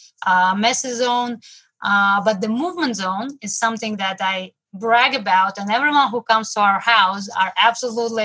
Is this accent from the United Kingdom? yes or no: no; Moscow, Russia; now in New York City, United States; I came from Russia, from Moscow, and now I live in New York City